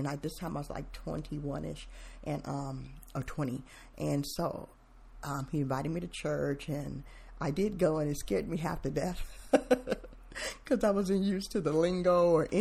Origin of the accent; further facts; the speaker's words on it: Mansfield, Ohio, United States; also born or lived in Germany; now in Tacoma, United States; I was born in Mansfield, Ohio, and I grew up in the, late 60s, 60s on to 70s and on